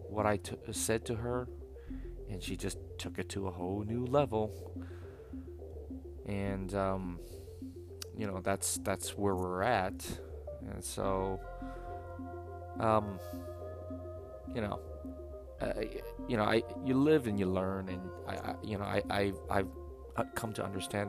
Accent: United States; being American

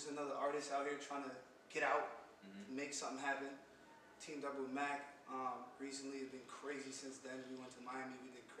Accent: Jamaica; I'm Jamaican, so I was around music my whole life

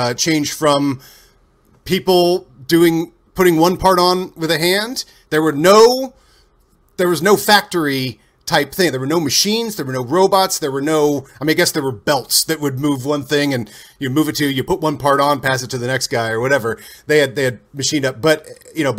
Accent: Ohio, United States; moved away as an adult; also born or lived in Dayton, Ohio / Vandalia, Ohio / Lewisburg, Ohio / Oxford, Ohio; I was born in Dayton and then lived in Dayton for a few years and then moved to Vandalia, Ohio for kindergarten and first grade

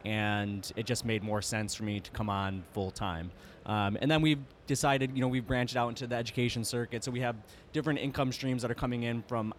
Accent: Saratoga Springs, New York, United States; also born or lived in Boston; Saratoga Springs, New York.

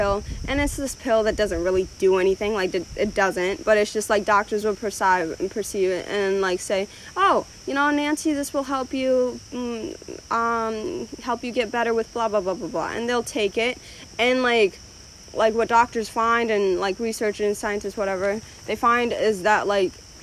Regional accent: Ethiopia; moved away; I was born in Ethiopia.

